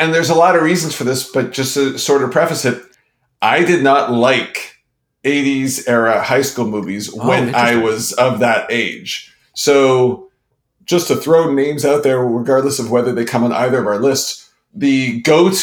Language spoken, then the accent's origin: English; Montreal, Quebec, Canada; growing up in Montreal, Canada, we had at our school something called Chicken a la King